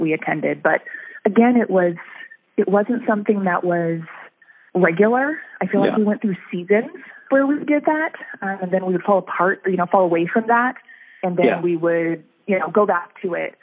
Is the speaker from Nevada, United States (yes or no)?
yes; Reno, Nevada, United States; moved away as an adult; also born or lived in Sacramento, California; now in Pacific Northwest, United States; I was born in California, in Sacramento, but we lived there until I was only about 9 or so, and then we moved to Reno, Nevada, and that's basically where I grew up